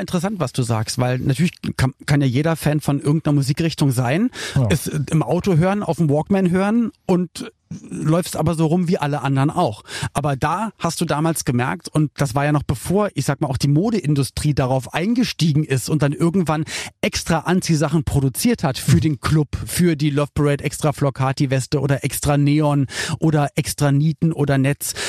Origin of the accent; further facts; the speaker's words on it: Berlin, Germany; ich bin in West-Berlin aufgewachsen